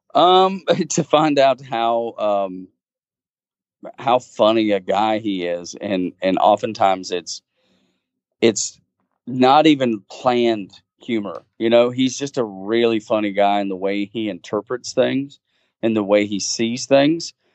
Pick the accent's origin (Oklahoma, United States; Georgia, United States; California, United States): Georgia, United States; Dalton; born and raised a, a Georgia fan, uh, growing up in Georgia